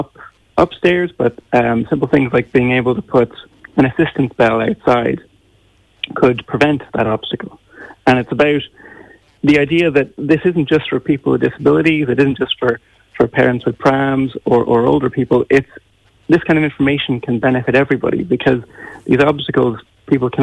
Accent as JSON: {"language": "English", "country": "Ireland", "tie": "born or raised there", "said": "growing up in Ireland"}